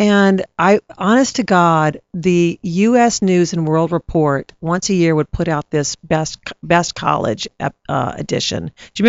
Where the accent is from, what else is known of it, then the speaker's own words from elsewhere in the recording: Baton Rouge, Louisiana, United States; I grew up in Baton Rouge.